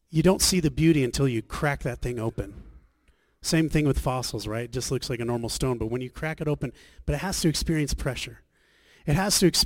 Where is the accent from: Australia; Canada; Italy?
Australia; moved away; also born or lived in Scottsdale, Arizona; we're from Australia